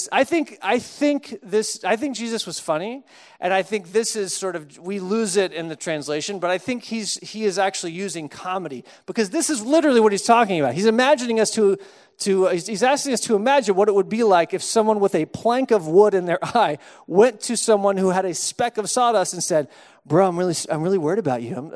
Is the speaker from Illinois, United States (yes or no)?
no; Austin, Texas, United States; now in Chicago, United States; when I moved to Chicago from Texas. I didn't have much of an accent. If you grew up in Austin, you kind of don't really have much of an accent, a few words here and there.